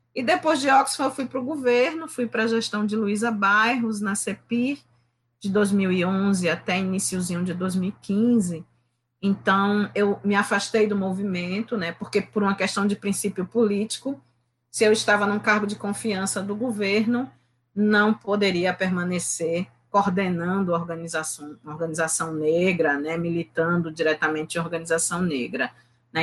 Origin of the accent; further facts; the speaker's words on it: Recife, Pernambuco, Brazil; tenho 52 anos, nasci no Recife, moro em Recife